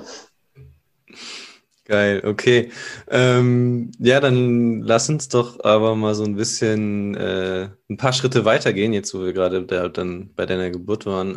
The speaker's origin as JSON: {"language": "German", "country": "Germany", "said": "Ich komme aus, äh, aus der Nähe von Bremen"}